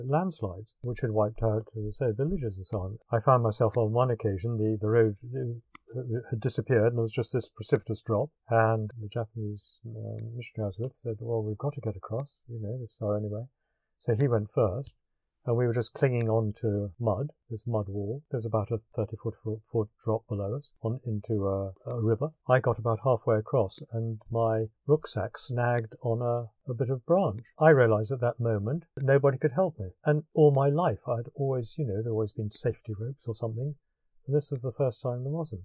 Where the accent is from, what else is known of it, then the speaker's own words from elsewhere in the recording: United Kingdom; I am British